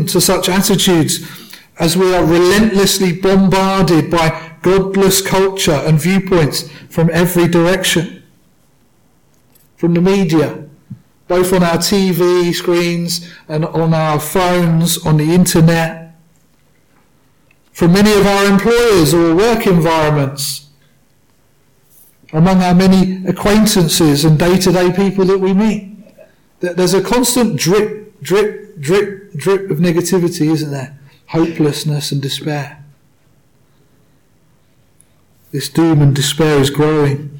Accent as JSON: {"language": "English", "country": "United Kingdom", "said": "I say that as a British man."}